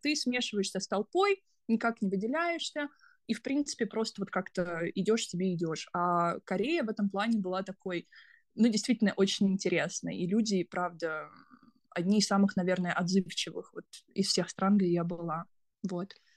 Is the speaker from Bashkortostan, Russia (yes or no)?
no; Kaliningrad, Kaliningrad Oblast, Russia; moved away as an adult; also born or lived in United States; now in South Korea; я из, сама из Калининграда